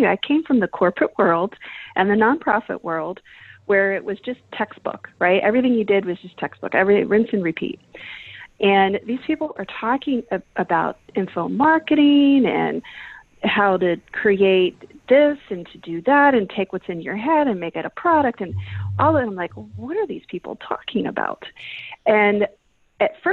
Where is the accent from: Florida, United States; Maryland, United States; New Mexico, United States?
Maryland, United States; Baltimore; I grew up in Baltimore City, Maryland